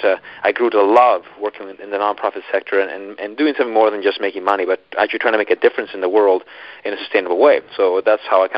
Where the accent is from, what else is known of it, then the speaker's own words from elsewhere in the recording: Colombia; moved away; I'm actually from Colombia, South America. So it's interesting, though, because I was actually raised in a small rural town in the middle of nowhere